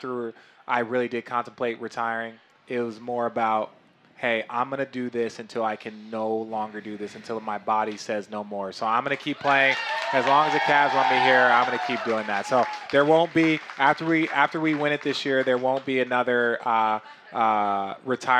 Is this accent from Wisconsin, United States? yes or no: no; Phoenix, Arizona, United States; When I grew up in Phoenix